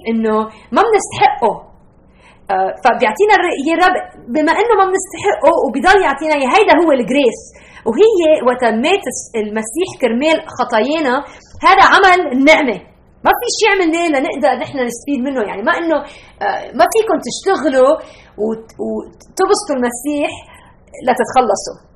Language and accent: Arabic; Lebanon; now in United States; انا نقلت من لبنان ب 1987 على امريكا وصار عايشه هون هالسنين واكيد بالعائله بعدنا بنحكي عربي وبناكل اكل عربي وبنسافر على البلاد العربيه